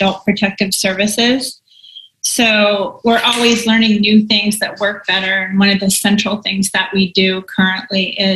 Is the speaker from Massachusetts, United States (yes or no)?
no; near San Francisco, California, United States; I was born and raised near San Francisco